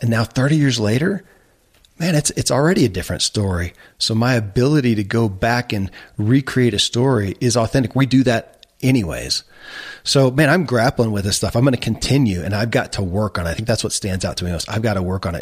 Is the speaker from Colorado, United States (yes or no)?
no; Kentucky, United States; I grew up in Kentucky where horse racing and bourbon